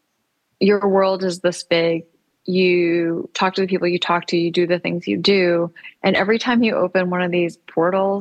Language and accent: English; Michigan, United States; now in New York City, United States; I grew up in Michigan